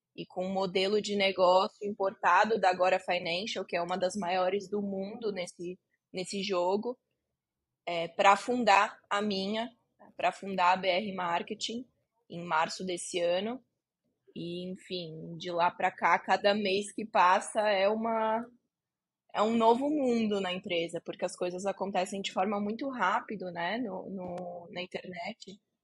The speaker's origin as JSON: {"language": "Portuguese", "town": "Barueri", "region": "São Paulo", "country": "Brazil", "tie": "born or raised there", "said": "Eu cresci aqui em Alphaville, que é onde eu tô agora, é onde eu moro agora, que é um bairro nobre de São Paulo"}